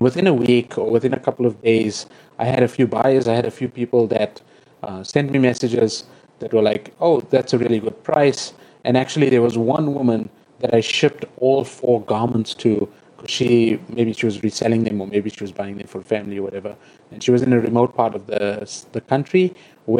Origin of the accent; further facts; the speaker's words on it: South Africa; I'm South African.